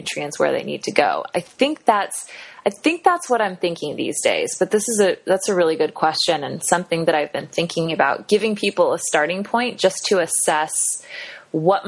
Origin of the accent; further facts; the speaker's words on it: Kansas City, United States; also born or lived in Cherry Hill, New Jersey; I grew up in Kansas City, so it's kind of like home.